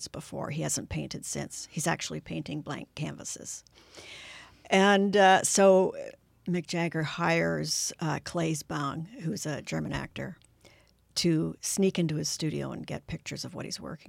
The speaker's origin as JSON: {"language": "English", "country": "Canada", "said": "we're Canadian. and it's our city."}